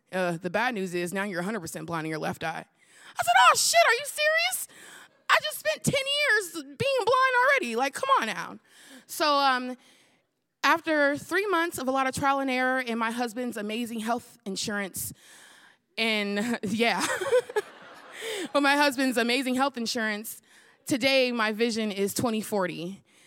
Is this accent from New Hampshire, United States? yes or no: no; the Bay Area, California, United States; I'm from the Bay where they hyphy and go dumb